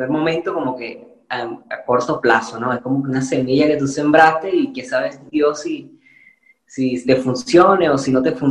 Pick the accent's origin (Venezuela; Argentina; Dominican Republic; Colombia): Venezuela; accent: Venezuelan, picking up Spanish (Spain) accent; now in Spain; yo soy venezolano. Cuando yo estoy en Venezuela o estoy fuera de aquí, o sea, imposible que me confundan